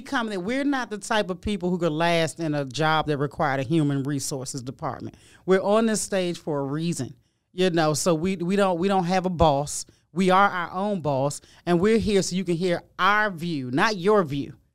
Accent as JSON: {"language": "English", "area": "Prince George's County", "region": "Maryland", "country": "United States", "tie": "born or raised there", "said": "I grew up in Prince George's County, Maryland"}